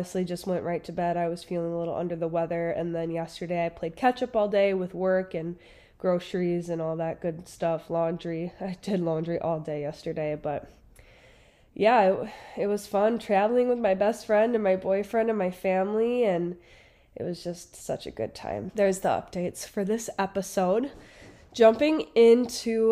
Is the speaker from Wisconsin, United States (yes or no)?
yes; Wisconsin, United States; I'm from Wisconsin, so I started college at the University of Wisconsin-Eau Claire.